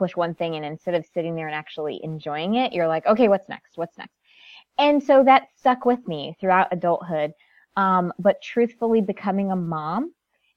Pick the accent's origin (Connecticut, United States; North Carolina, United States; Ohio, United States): Connecticut, United States; I'm first generation American. Born and raised in Connecticut, very small town